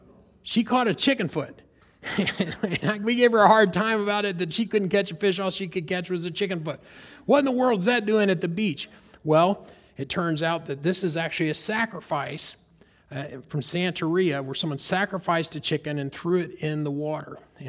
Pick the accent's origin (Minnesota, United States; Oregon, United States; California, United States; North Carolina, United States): North Carolina, United States; And since I've moved to Florida, I grew up pond fishing in North Carolina, bass, brim, you guys are familiar with that.